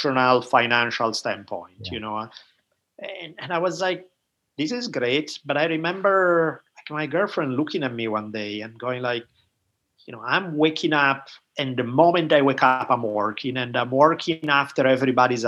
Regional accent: Italy; moved away; growing up in Italy

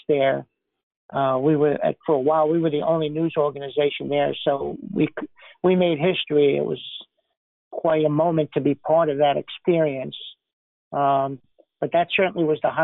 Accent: New York City, New York, United States; moved away as an adult; now in Washington, D.C., United States; I was born and raised in the Bronx, New York City

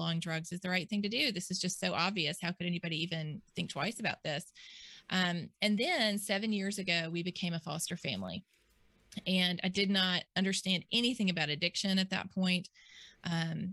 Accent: Mississippi, United States; I was born and raised here in Mississippi

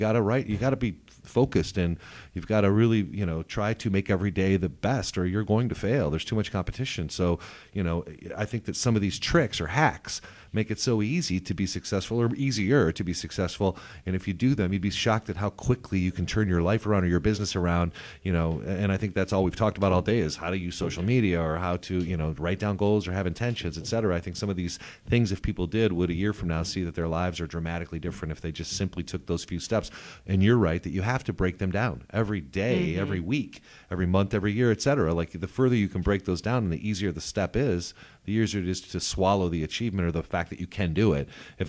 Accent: Rockford, Illinois, United States; I'm a kid from Rockford, Illinois, blue collar.

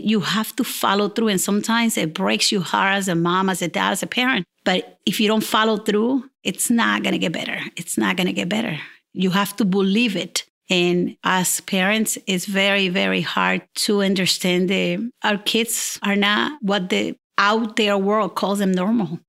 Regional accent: Puerto Rico; moved away as an adult; I'm original from Puerto Rico. I've been here for the last thirty years

